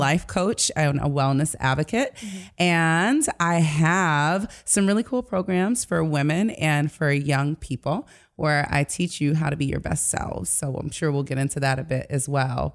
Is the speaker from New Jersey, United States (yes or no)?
no; Detroit, Michigan, United States; moved away; I'm from Detroit originally